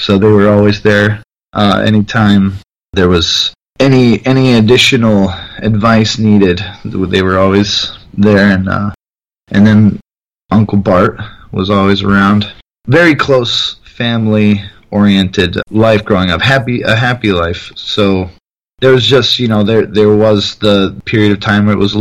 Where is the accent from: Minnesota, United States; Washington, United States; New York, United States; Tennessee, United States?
Washington, United States; Tacoma; now in Michigan, United States; I was born in Tacoma, Washington, and lived next to my grandparents on a stretch of land that has had my family on it since I was alive